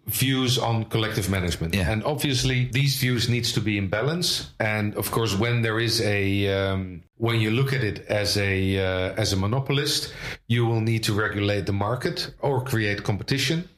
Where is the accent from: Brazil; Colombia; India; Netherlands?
Netherlands; Leiden, South Holland; also born or lived in Amsterdam; now in The Hague, Netherlands; I was born in Amsterdam in 1967, uh, grew up in Leiden